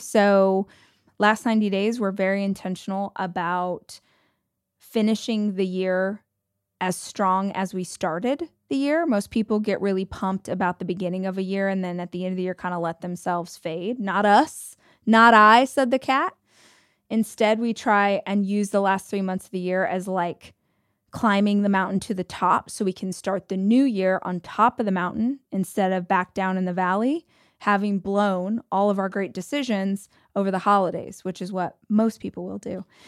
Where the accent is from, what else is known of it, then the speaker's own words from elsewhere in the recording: United States; I'm American